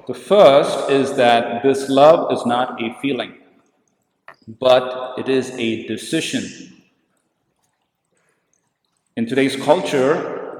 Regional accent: India; I come from India

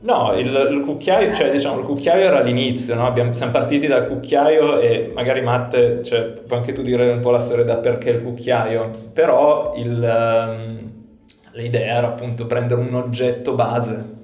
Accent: Turin, Piedmont, Italy; vengo da Torino

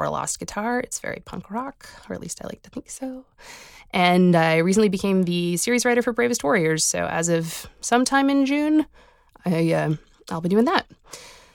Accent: Halifax, Nova Scotia, Canada; I'm a cartoonist from Halifax, Nova Scotia

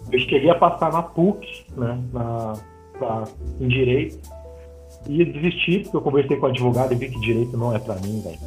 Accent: São Paulo, Brazil; now in Belo Horizonte, Brazil; Vim de São Paulo para Minas, né? Eu sou paulista e moro agora em Belo Horizonte

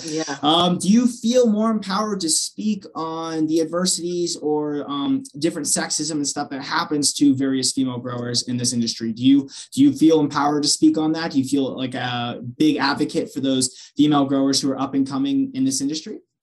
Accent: Pennsylvania, United States; I'm originally from Pennsylvania

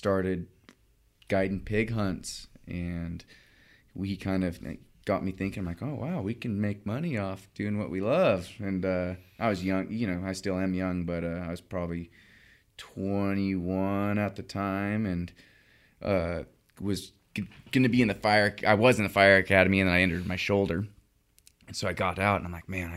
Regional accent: Redding, California, United States; Redding, California

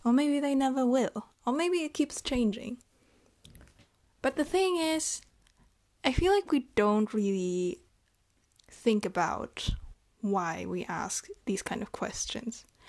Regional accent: Germany; And I'm from Germany. I was born and raised here.

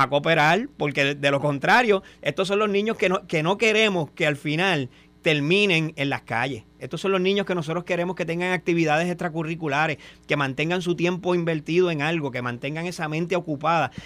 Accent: Cabo Rojo, Puerto Rico; sea mi pueblo

